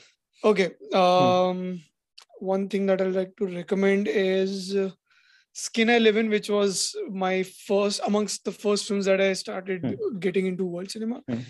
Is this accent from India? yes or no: yes; India